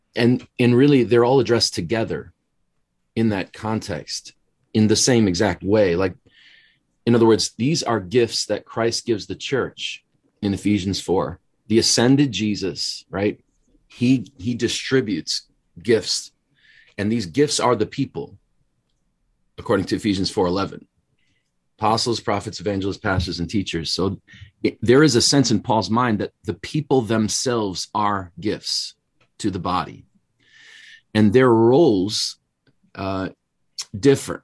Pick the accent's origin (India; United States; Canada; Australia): United States; Wisconsin; moved away as an adult; now in Chicago, United States; born and raised in Wisconsin, so just immediately north of Chicago, but moved down here in the mid-nineties